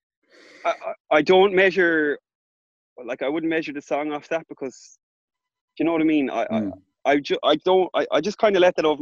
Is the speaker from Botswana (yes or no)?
no; Ballinrobe, Connacht, Ireland; moved away; back in Ballinrobe, my hometown